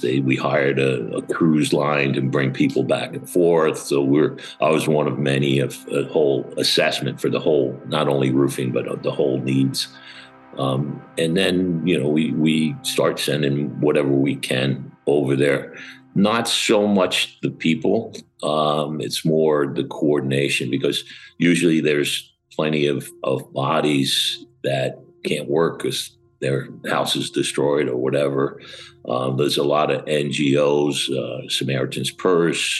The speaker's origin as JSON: {"language": "English", "area": "Long Island", "region": "New York", "country": "United States", "tie": "born or raised there", "also_born_or_lived": "Arizona / Atlanta, Georgia / Fort Lauderdale, Florida", "moved": "as an adult", "lives_now": "Florida, United States", "said": "I actually grew up in Long Island, New York"}